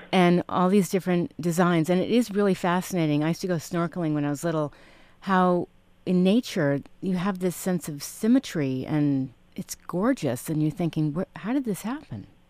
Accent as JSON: {"language": "English", "town": "New York City", "region": "New York", "country": "United States", "tie": "born or raised there", "moved": "yes", "said": "I grew up in Manhattan and I lived there for about eight years growing up"}